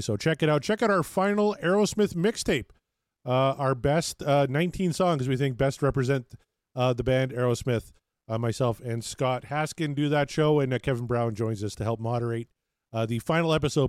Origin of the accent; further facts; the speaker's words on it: Canada